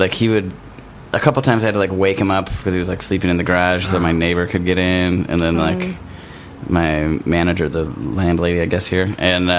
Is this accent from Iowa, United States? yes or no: no; Milwaukee, Wisconsin, United States; now in Los Angeles, United States; Pilgrim and Silver Spring, which is like right where I grew up.